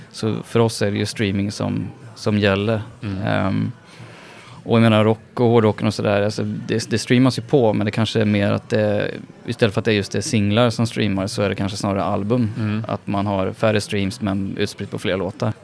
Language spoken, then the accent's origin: Swedish; Karlstad, Värmland, Sweden; I Karlstad, där jag kommer ifrån